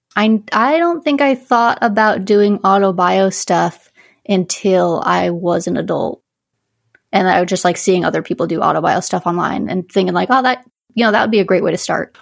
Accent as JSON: {"language": "English", "region": "Northern Quebec", "country": "Canada", "tie": "born or raised there", "moved": "yes", "lives_now": "Connecticut, United States", "said": "I grew up in Northern Quebec"}